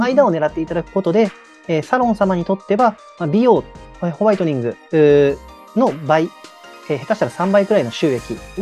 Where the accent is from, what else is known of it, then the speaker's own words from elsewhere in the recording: Nagoya, Aichi, Japan; moved away as an adult; also born or lived in Tokyo; 私は、まあ、あの、高校までずっと名古屋に、えー、住んでいて、でまあ、大学を機に上京して